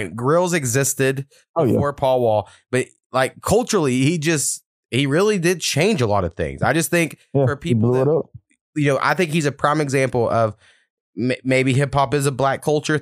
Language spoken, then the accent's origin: English; Southern Oklahoma, United States; I'm from Southern Oklahoma.